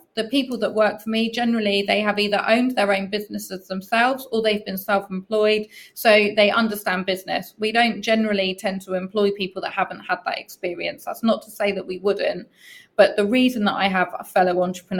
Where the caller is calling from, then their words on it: Southampton, South East England, United Kingdom; So I'm calling in from the UK, Southampton, which is about as south in the UK as you can get. So we are right opposite the Isle of Wight.